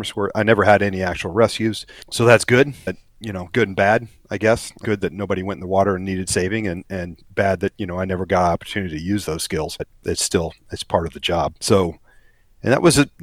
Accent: Kansas, United States; moved away as an adult; also born or lived in Eureka, Kansas / San Diego, California; now in South Florida, United States; growing up in Kansas

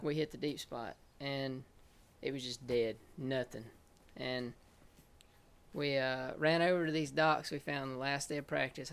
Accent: Wilsonville, Alabama, United States; I grew up in Wilsonville, Alabama

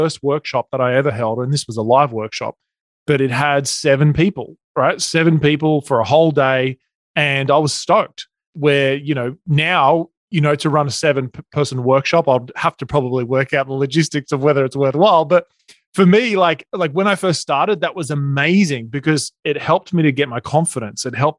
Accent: Australia; accent: Australian; moved away as an adult; now in Newport Beach, United States; So you can probably hear my accent. I'm Australian. We live in Newport Beach in California. We moved here about 4 years ago.

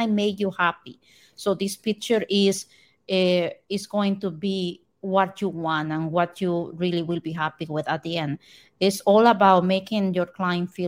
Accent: Costa Rica; now in Port St. Lucie, United States; I am from Costa Rica

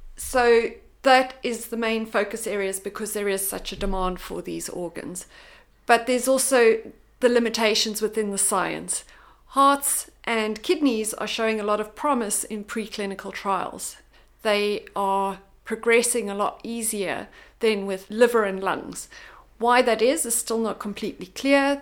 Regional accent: South Africa; moved away; I'm originally from South Africa

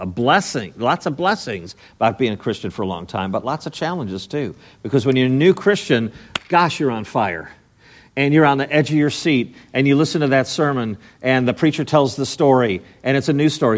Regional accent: Chicago, Illinois, United States; growing up in Chicago, I was born in Chicago, but I lived in the suburbs, the n, the northwest suburbs

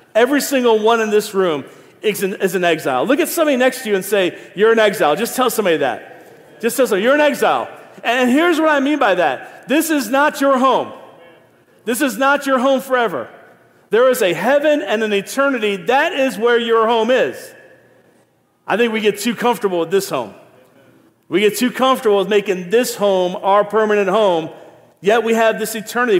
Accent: Niagara Falls, New York, United States; also born or lived in Philadelphia / Ohio; now in Raleigh, United States; been here 19 years, but I'm born and raised in Niagara Falls

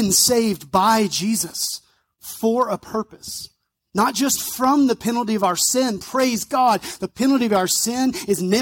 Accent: North Mississippi, United States; I grew up around North Mississippi, so hot, humid.

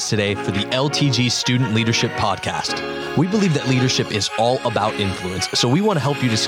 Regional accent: Aurora, Illinois, United States; technically, I'm from I'm from the little brother of Chicago. I'm from Aurora, Illinois, from Chicagoland.

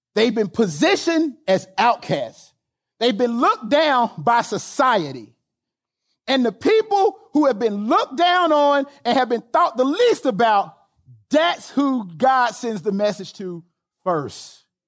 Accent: Alabama, United States; I'm from Alabama

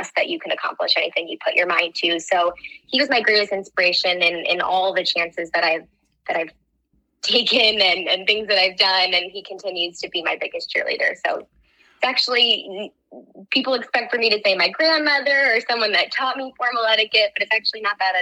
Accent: New Jersey, United States; now in New York City, United States; I grew up in New Jersey.

